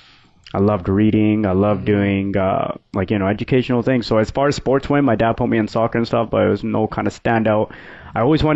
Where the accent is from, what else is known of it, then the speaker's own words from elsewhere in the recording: Williams Lake, British Columbia, Canada; moved away; I was born in Canada, but my parents, they're first generation immigrants. They're from India